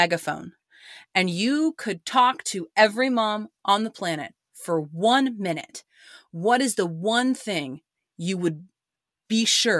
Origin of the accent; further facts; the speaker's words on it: Oklahoma, United States; a mom-owned small business out of my home state of Oklahoma.